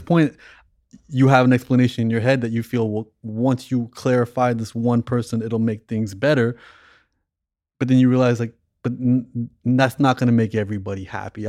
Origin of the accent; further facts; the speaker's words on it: Toronto, Ontario, Canada; moved away; growing up in Toronto